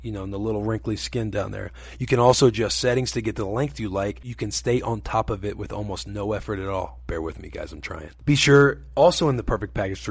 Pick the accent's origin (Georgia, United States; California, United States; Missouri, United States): Missouri, United States; Growing up in Missouri